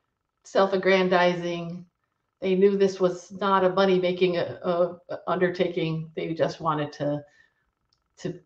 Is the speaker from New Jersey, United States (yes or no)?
no; Wisconsin, United States; I'm from Wisconsin and I got my PhD in Wisconsin